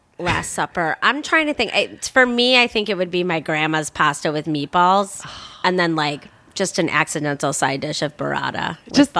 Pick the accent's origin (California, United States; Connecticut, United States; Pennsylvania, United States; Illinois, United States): Illinois, United States; Chicago; accent: heavy Chicago; now in Los Angeles, United States; I'm from Chicago proper.